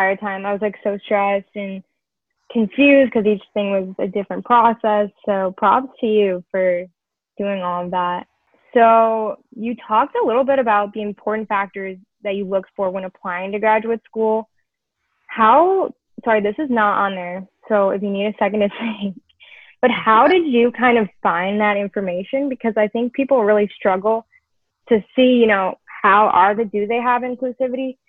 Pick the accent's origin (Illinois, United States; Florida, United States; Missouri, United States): Illinois, United States; Chicago; We're both from Chicago